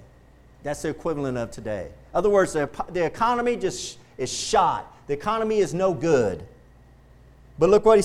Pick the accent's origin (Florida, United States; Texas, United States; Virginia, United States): Texas, United States; I'm going to die a Texan, and I'm proud to be a Texan